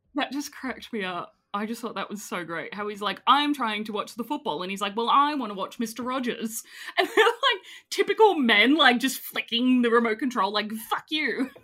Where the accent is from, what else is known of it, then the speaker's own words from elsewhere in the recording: Australia; I'm Australian